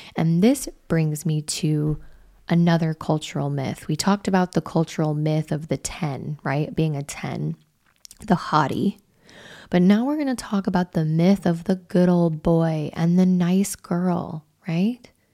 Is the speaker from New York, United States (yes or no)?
no; Wyoming, United States; I'm from Wyoming